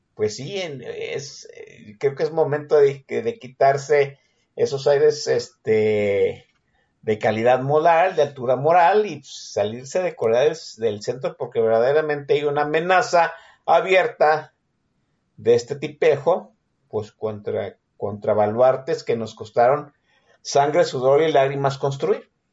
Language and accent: Spanish; Jalisco, Mexico; soy un habitante de Jalisco